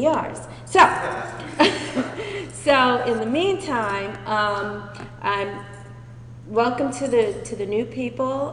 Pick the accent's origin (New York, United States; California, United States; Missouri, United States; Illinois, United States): New York, United States; New York City; I was born and raised in New York City.